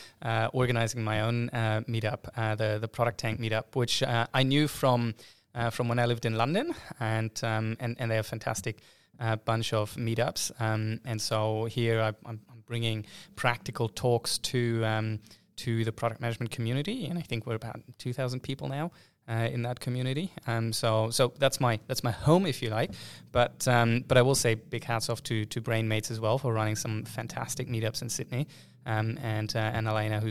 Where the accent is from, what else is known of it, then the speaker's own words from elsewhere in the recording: Hamburg, Germany; English is a second language; See, I'm from Hamburg. We had our own opera disaster where I think the original quote went about 10 times over or something.